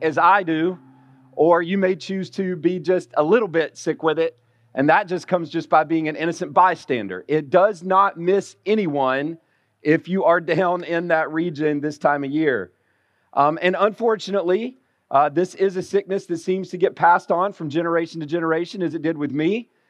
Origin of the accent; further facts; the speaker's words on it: Alabama, United States; moved away; being born and raised in Alabama